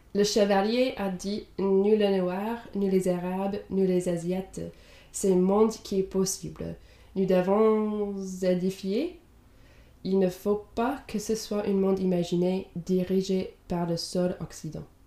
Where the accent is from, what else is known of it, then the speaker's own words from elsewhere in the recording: Indiana, United States; first language English; French is a second language; moved away as an adult; now in Europe; Je viens de Indiana aux États-Unis, mais j'habite en Europe depuis la fin de mes études